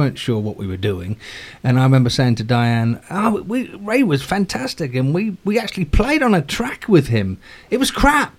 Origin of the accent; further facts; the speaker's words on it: London, United Kingdom; moved away; we grew up in London